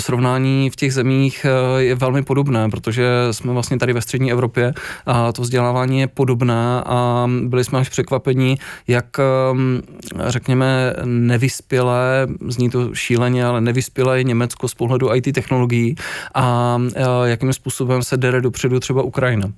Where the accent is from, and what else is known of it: Czechia